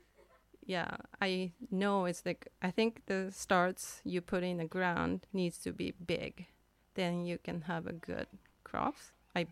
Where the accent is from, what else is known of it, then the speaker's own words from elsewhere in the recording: Kyoto, Japan; now in Cortes Island, Canada; In Japan, in Kyoto, but it's very countryside by the ocean